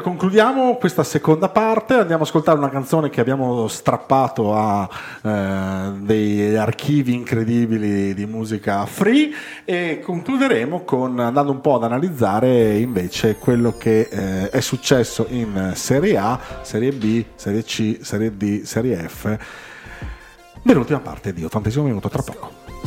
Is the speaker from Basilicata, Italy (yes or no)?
no; Friuli-Venezia Giulia, Italy; noi come friulani